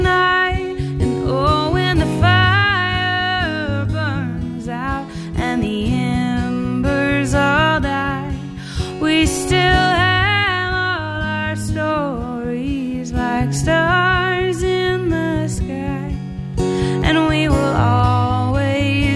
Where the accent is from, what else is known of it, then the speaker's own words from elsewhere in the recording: Texas, United States; growing up in Texas